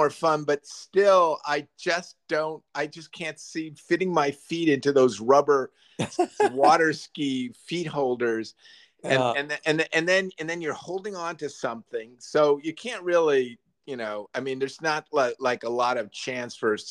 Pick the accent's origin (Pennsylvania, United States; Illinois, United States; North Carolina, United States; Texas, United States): Illinois, United States; near Lake Michigan, Northern; I grew up near Lake Michigan.